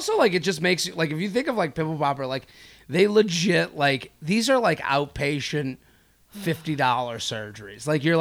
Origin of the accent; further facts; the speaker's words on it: Boston, Massachusetts, United States; I'm from Boston